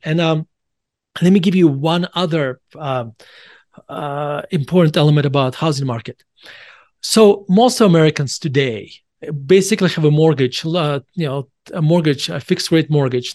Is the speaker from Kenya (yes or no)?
no; Russia; now in Denver, United States; I was born in Russia, and I moved, my whole, my, my whole family moved to United States in December nineteen ninety-one.